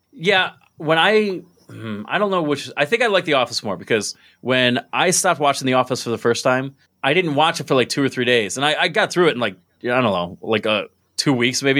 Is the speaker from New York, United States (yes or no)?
yes; Binghamton, New York, United States; also born or lived in Maryland; I'm from Binghamton